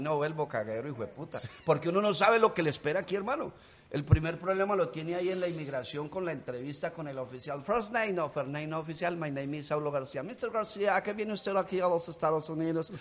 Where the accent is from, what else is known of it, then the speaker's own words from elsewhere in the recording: Colombia; accent: Colombian; moved away as an adult; now in United States; Me quedé hablando colombiano